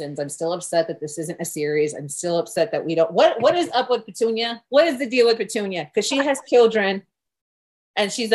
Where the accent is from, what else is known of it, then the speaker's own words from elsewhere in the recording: Florida, United States; moved away; I am originally from Florida